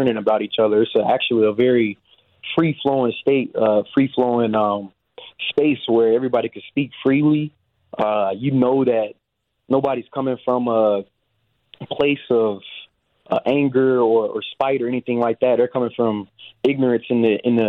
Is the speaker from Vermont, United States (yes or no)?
no; Dallas, Texas, United States; moved away as an adult; also born or lived in Madison, Wisconsin; I'm from Dallas, Texas